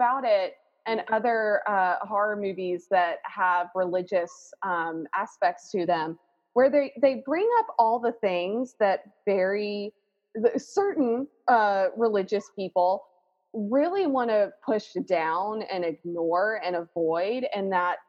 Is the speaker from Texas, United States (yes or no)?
no; Alabama, United States; I grew up in Alabama, in the Bible Belt of Alabama